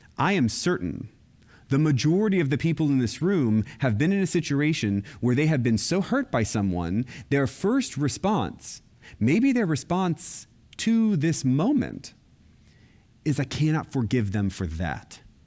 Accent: Florida, United States; I grew up in Florida, and I was Roman Catholic.

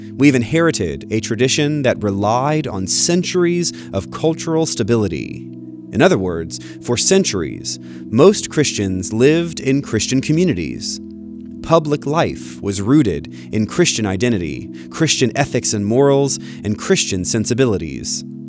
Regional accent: Florida, United States; growing up in Florida with many Jewish friends

